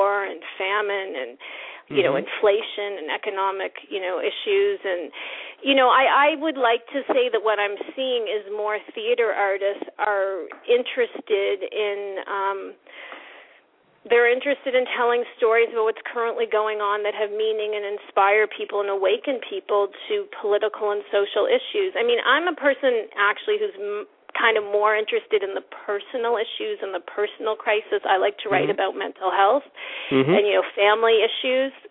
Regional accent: New Brunswick, Canada; moved away as an adult; also born or lived in Israel; now in New York, United States; I'm from New Brunswick. I'm from the East Coast

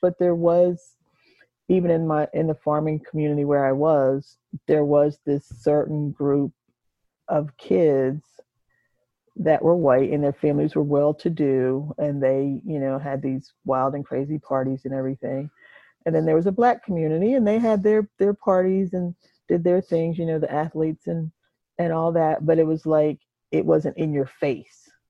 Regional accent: United States; now in Nashville, United States; I've been in Nashville for 26 years, and um, I'm originally from Delaware, the eastern shore of Maryland

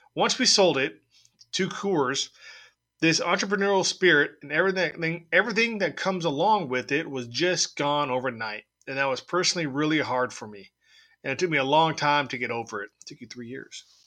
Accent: San Diego, California, United States; I'm from San Diego, so I, I watched the Padres

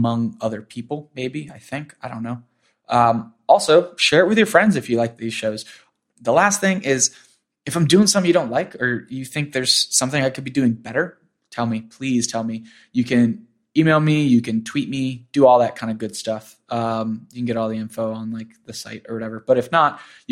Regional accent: Florida, United States; now in New York, United States; I grew up in Florida

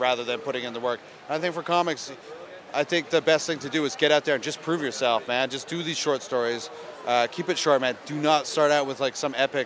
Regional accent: Ontario, Canada; where I grew up in Ontario, it was not cool to listen to rap

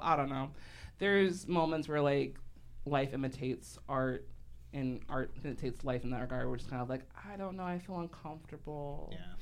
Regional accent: Chicago, Illinois, United States; I grew up in Hyde Park

